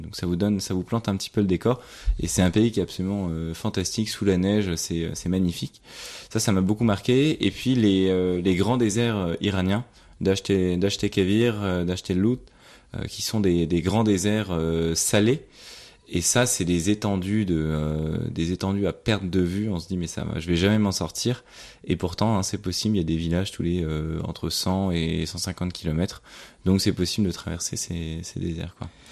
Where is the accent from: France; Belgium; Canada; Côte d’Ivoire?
France; en tant que Français